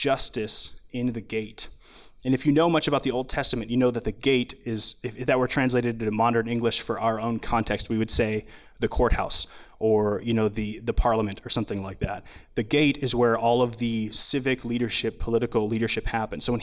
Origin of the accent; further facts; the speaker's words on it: Minnesota, United States; I grew up in Minnesota